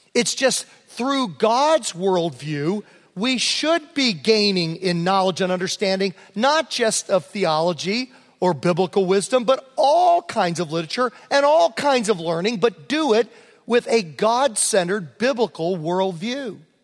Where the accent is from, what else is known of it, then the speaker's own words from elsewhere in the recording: Prince George County, Virginia, United States; moved away as an adult; also born or lived in Homer, New York; now in Los Angeles, United States; I was from Prince George County, rural, was part of Southern Virginia, near the North Carolina border